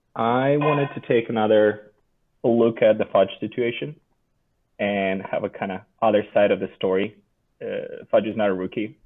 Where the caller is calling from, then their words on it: Seattle, Washington, United States; Calling from Seattle, Washington